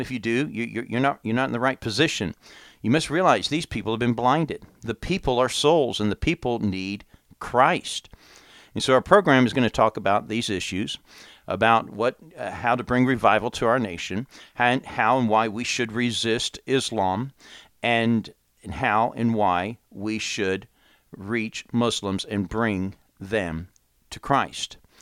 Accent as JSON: {"language": "English", "country": "United States", "said": "come back to my home country and warn my countrymen"}